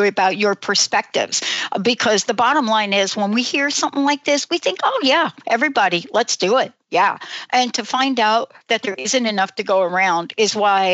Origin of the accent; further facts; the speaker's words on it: New York City, New York, United States; now in Washington, United States; I grew up in the Bronx